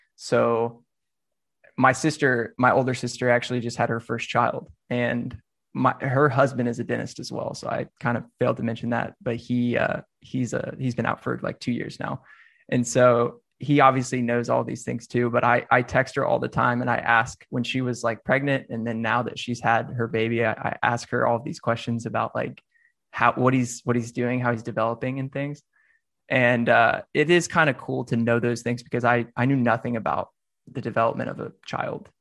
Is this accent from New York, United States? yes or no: no; Nashville, Tennessee, United States; I'm from Nashville, so I considered Meharry. Um, just right down that's actually like 10 minutes from where I grew up.